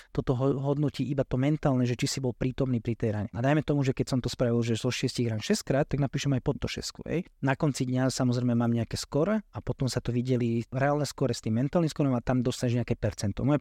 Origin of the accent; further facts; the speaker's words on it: New York, United States; born there; Narodil som sa v New Yorku a veľa žijem v New Yorku som bol.